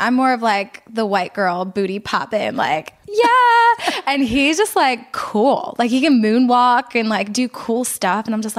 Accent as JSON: {"language": "English", "town": "Philadelphia", "region": "Pennsylvania", "country": "United States", "lives_now": "Orlando, United States"}